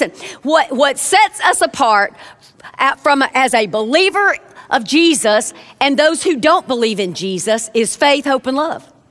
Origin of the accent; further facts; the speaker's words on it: the South, United States; Again, I'm from the South, and my mama says opinions are like belly buttons.